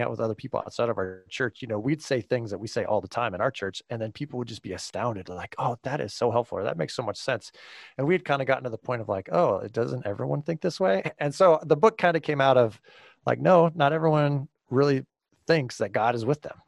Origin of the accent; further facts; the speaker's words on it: California, United States; moved away as an adult; now in Grand Rapids, United States; I was born and raised in California